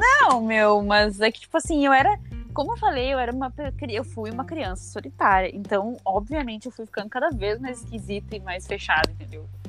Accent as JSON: {"language": "Portuguese", "town": "Porto Alegre", "region": "Rio Grande do Sul", "country": "Brazil", "tie": "born or raised there", "also_born_or_lived": "Alvorada", "said": "eu nasci em Porto Alegre e sigo morando aqui"}